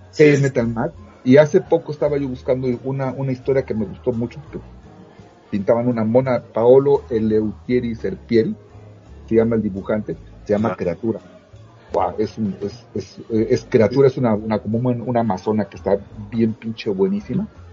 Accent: Veracruz, Mexico; moved away; yo vivía en un pueblito de Veracruz donde llegaban los periódicos del día

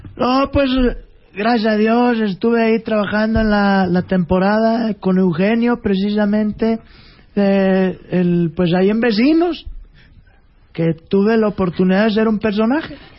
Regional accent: Chihuahua, Mexico; aquí está mi, mi paisano Mario Arbizu, que pues los dos somos de Chihuahua

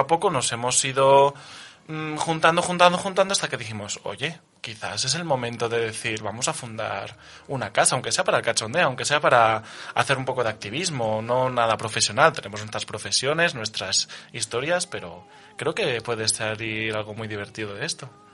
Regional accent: Catalonia, Spain; now in Jaén, Spain; Yo como catalán

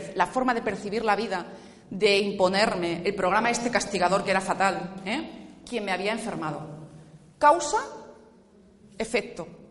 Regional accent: Asturias, Spain; Yo vengo del norte, ¿eh? vengo de Asturias.

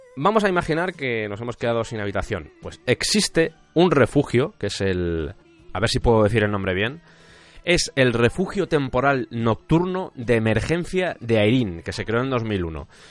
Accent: Spain; yo, por ejemplo, soy de España

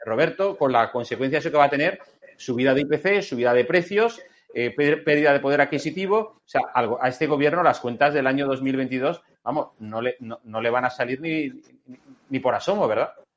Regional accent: Spain; la verdadera víctima somos los españoles

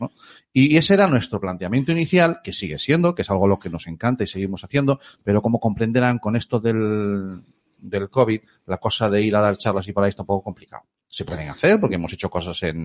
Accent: Galicia, Spain; somos gallegos

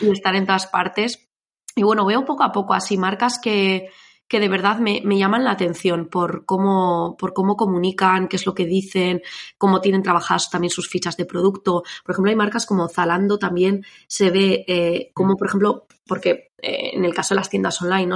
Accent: Navarre, Spain; now in Biscay, Spain; me mudé, soy de Navarra, me vine a vivir aquí

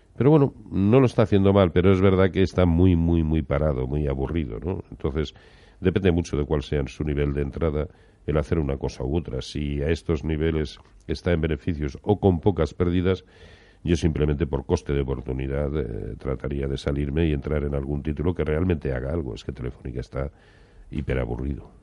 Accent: Valladolid, Castile and León, Spain; yo como soy de Valladolid

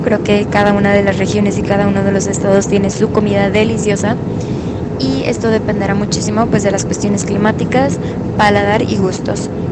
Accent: Culiacán, Sinaloa, Mexico; now in Los Mochis, Mexico; yo soy de Culiacán, Sinaloa y actualmente vivo en Los Montes, Sinaloa.

